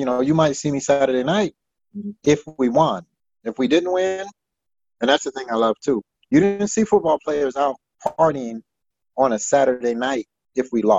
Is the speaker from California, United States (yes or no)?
yes; California, United States; moved away as an adult; also born or lived in Wyoming; I'm from California.